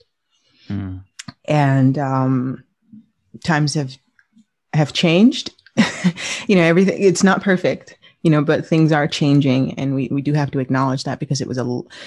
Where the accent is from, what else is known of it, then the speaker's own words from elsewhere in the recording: New York, United States; I grew up in New York